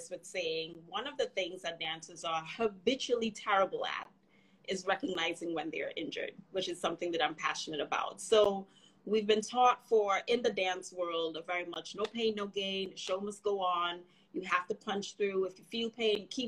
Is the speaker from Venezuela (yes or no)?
no; Trinidad & Tobago; now in United States; I grew up in Trinidad and Tobago.